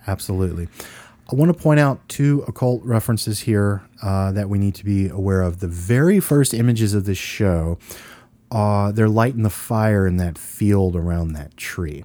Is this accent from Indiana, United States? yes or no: no; Louisiana, United States; we're from Louisiana